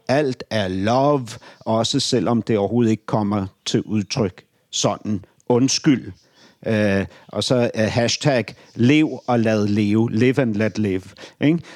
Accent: Ordrup, Capital Region of Denmark, Denmark; also born or lived in Beirut, Lebanon / Nørrebro, Copenhagen; now in Copenhagen, Denmark; jeg kommer fra Ordrup

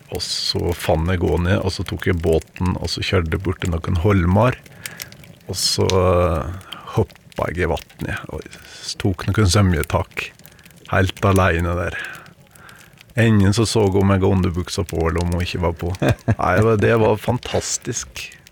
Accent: Vinje, Telemark, Norway; jeg har faktisk vokst opp i Venje i Telemark

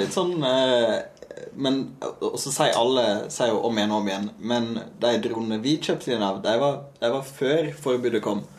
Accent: Lærdal, Vestland, Norway; moved away; also born or lived in Bergen; Jeg er født i Bergen, ja. men vokste opp i Sogn

